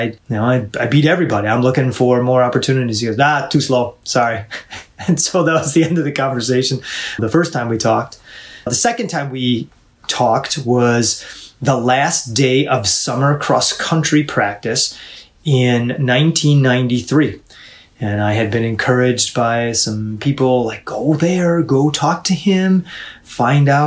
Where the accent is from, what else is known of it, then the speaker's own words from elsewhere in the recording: New York, United States; moved away as an adult; now in Illinois, United States; I'm from New York State